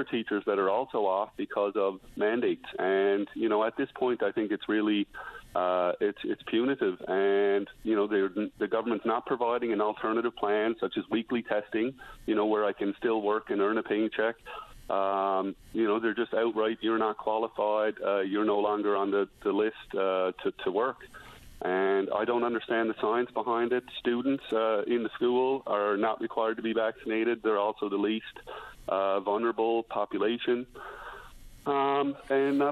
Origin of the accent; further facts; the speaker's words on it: Newfoundland and Labrador, Canada; moved away as an adult; also born or lived in British Columbia; my wife and I moved back to Newfoundland